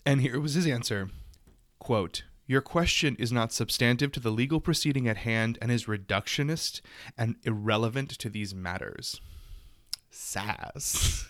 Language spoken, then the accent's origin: English; the South, United States; I'm from the South and we say Frenchie.